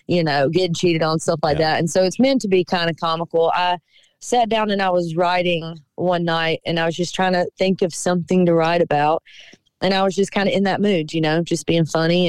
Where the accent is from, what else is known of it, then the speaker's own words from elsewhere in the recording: Cochran, Georgia, United States; moved away; being back in my hometown